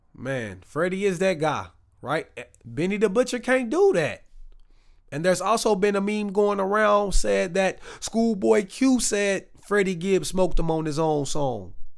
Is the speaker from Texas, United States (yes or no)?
yes; Waco, Texas, United States; now in Dallas, United States; I'm from Texas. I mean, we in Dallas, but I'm from Waco